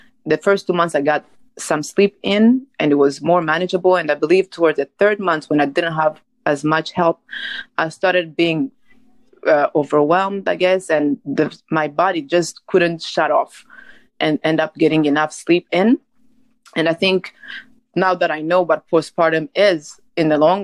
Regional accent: Rwanda; now in United States; I'm originally from Rwanda and I live in the United States

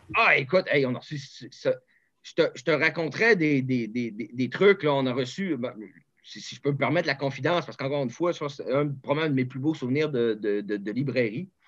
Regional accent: Charlevoix, Quebec, Canada; moved away; je viens de Charlevoix

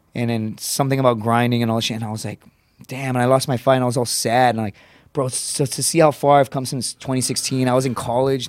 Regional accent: Laredo, Texas, United States; born or raised there; moved away

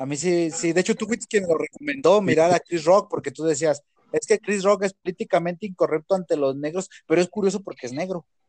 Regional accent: Mexico; yo lo digo aquí en mi país

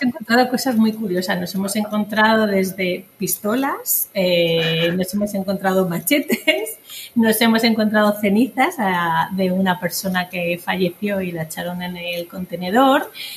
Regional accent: Basque Country, Spain; now in Madrid, Spain; vengo del País Vasco, donde se trabajaba mucho esto

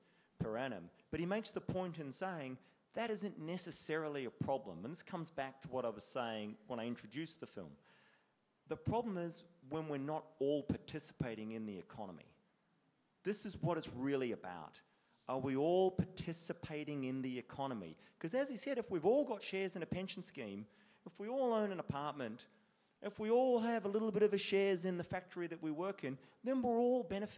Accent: New Zealand; we as New Zealanders

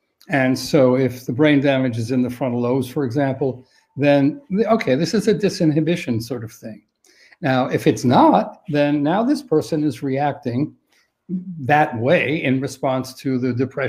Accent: New York City, New York, United States; I'm from New York City

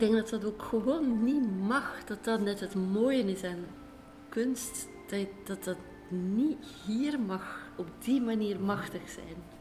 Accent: Belgium; ons eigenlijk als Belgen

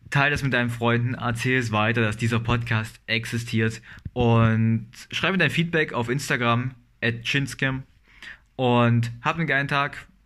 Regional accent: Halle, Saxony-Anhalt, Germany; Ich, ich, bin aus, ich bin aus Halle, gebe ich zu.

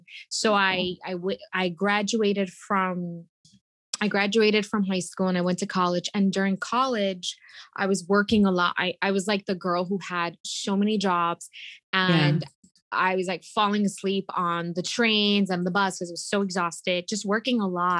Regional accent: New York City, New York, United States; I grew up in Queens, New York, and I am the baby of three

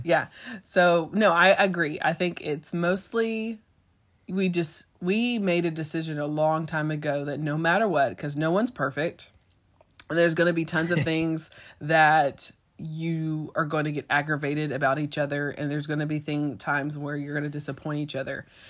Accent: East Texas, United States; my hometown is the same town where our junior college was

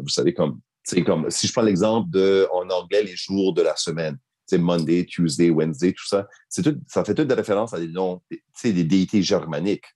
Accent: Acadia, Canada; now in Nunavut, Canada; Je suis de souche québécoise. Je suis un wallette Donc, je ne suis pas à proprement dit un Acadien, mais j'ai grandi en Acadie.

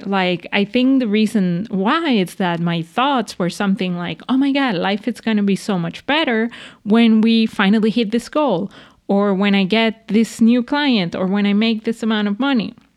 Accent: Venezuela; moved away; I grew up in Venezuela

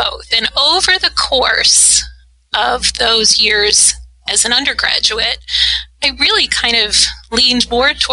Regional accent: Ithaca, New York, United States; moved away as an adult; I grew up in Ithaca, New York

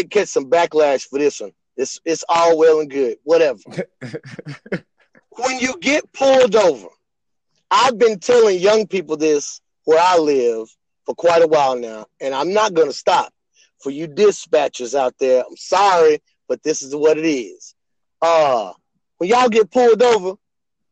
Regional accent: East Texas, United States; I'm from East Texas. I'm originally from East Texas.

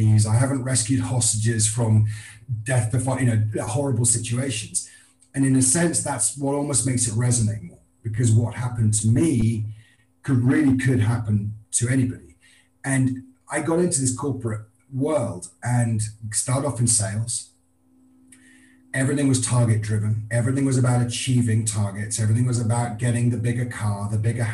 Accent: Scotland, United Kingdom; I'm a Scotsman

